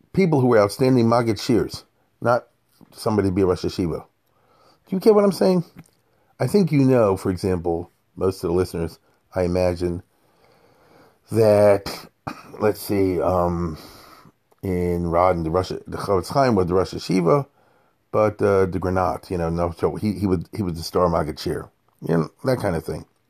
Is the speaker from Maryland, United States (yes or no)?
yes; Baltimore, Maryland, United States; I'm growing up in Baltimore